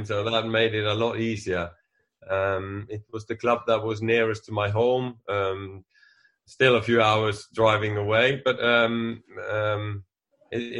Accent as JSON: {"language": "English", "region": "Western Norway", "country": "Norway", "tie": "born or raised there", "moved": "as an adult", "said": "I come from very much out in the countryside in the west of Norway, among all the mountains and the fjords."}